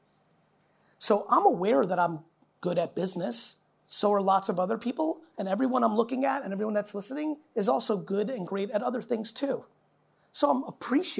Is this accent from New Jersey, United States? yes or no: yes; New Jersey, United States; also born or lived in Soviet Union; I grew up outside in the 80s in New Jersey